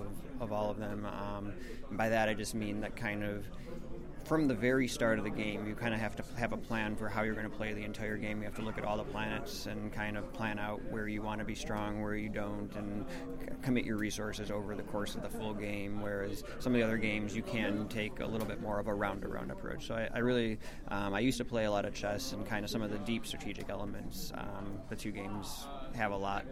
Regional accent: Cleveland, Ohio, United States; now in Minneapolis, United States; I'm from Cleveland, Ohio. I'm currently living in Minneapolis, Minnesota.

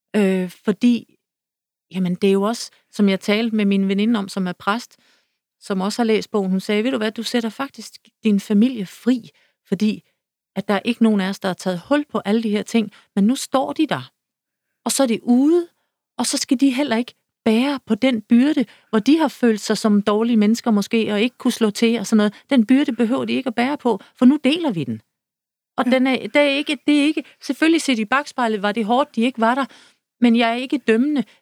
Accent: Søby, Denmark; moved away; min barndom ude i Søby

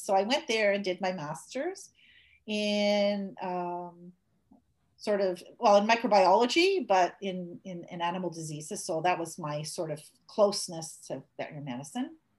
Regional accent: Montreal, Quebec, Canada; moved away; I grew up in Montreal

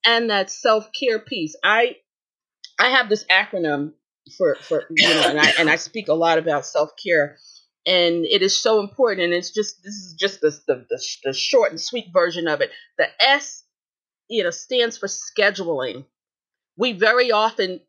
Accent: New York City, New York, United States; I'm from Brooklyn. In Brooklyn, we said, forget about it.

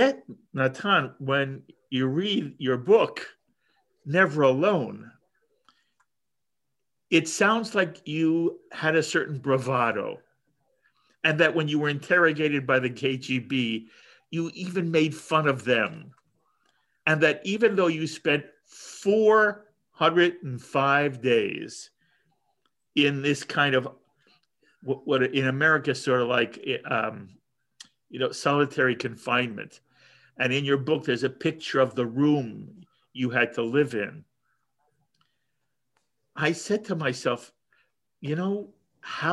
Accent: United States; I'm an American Jew

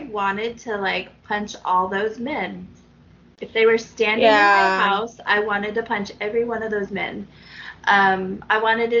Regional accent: Charleston, South Carolina, United States; On the other hand, I grew up in Charleston, and that world can sometimes seem over the top

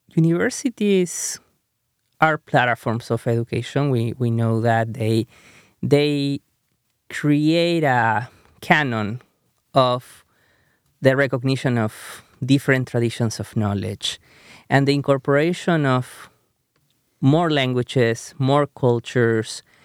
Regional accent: Peru; first language Spanish; English is a second language; moved away as an adult; now in United States; when I grew up in Peru

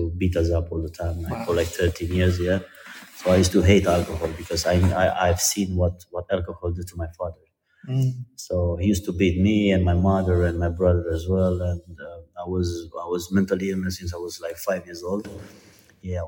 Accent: Timișoara, Timiș County, Romania; I'm from Romania, from a town called Timișoara

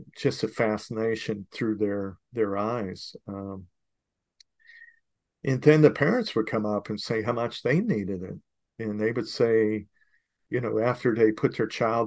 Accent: Fort Myers, Florida, United States; here I'm in Fort Myers

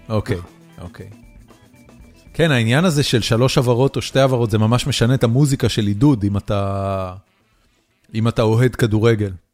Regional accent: Haifa, Haifa District, Israel; אני גדלתי בחיפה, על הכרמל

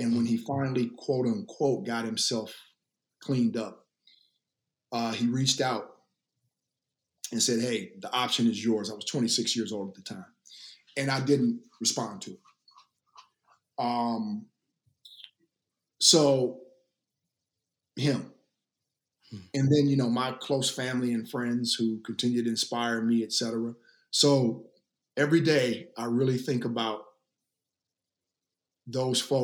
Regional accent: the South, United States; I was raised in the South for my formative years

